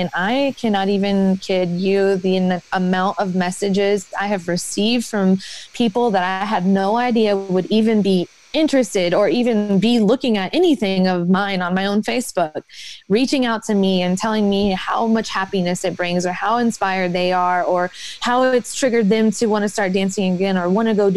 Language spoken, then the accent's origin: English; Atlanta, Georgia, United States; moved away; also born or lived in Kentucky; I grew up in Atlanta